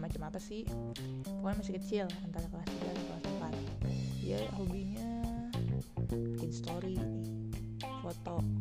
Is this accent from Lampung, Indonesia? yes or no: no; Kuningan, West Java, Indonesia; also born or lived in Cirebon; now in Tangerang Selatan, Indonesia; asli gue orang Cirebon gue lahir di Cirebon tapi rumah di Kuningan Jawa Barat nah ribet nggak lu?